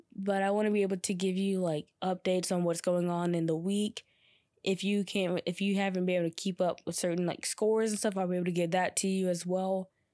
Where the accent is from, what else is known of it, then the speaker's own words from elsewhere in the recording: Georgia, United States; also born or lived in North Carolina; I came back to my hometown in Georgia